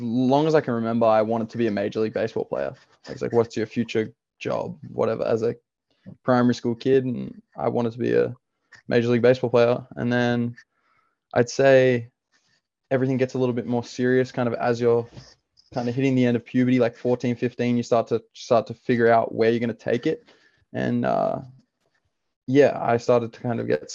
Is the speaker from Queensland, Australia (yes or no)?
no; Sydney, New South Wales, Australia; moved away as an adult; now in Oregon, United States; I'm from Sydney, Australia. I play baseball currently at Oregon State University